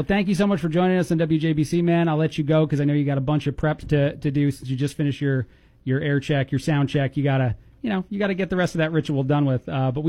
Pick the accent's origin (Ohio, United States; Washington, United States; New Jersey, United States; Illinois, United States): New Jersey, United States; moved away; I'm from Jersey.